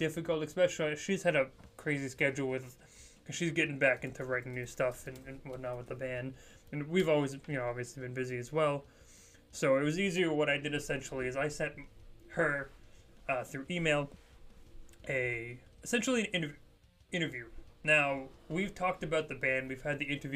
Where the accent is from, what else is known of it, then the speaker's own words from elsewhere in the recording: Poland; I myself am Polish